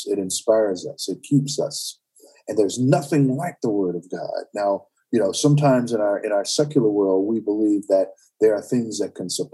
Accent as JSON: {"language": "English", "town": "Winston-Salem", "region": "North Carolina", "country": "United States", "tie": "born or raised there", "also_born_or_lived": "Hickory, North Carolina", "moved": "as an adult", "lives_now": "Northern Virginia, United States", "said": "went to Winston-Salem, North Carolina, which was my hometown"}